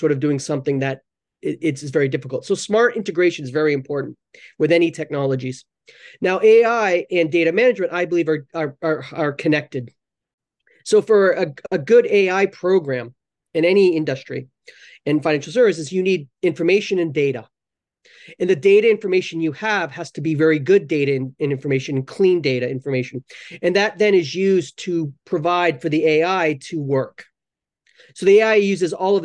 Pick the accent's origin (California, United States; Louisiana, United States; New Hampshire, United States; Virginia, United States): New Hampshire, United States; Northern; moved away as an adult; also born or lived in Tokyo, Japan / Hong Kong / Boston; now in Japan; originally from the U.S. I grew up in New Hampshire, Northern New Hampshire